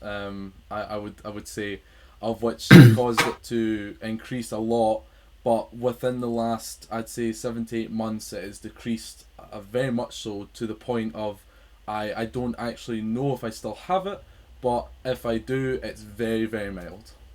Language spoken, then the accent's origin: English; Scotland, United Kingdom; I am from Scotland